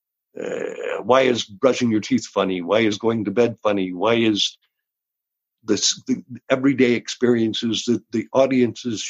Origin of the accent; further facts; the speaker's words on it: Georgia, United States; moved away as an adult; also born or lived in Austin, Texas / Houston, Texas; now in Los Angeles, United States; I was born in Texas, raised in Georgia